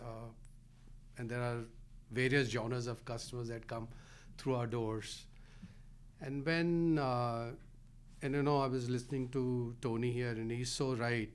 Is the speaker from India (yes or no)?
yes; Delhi, India; now in Rhode Island, United States; I grew up in Delhi, India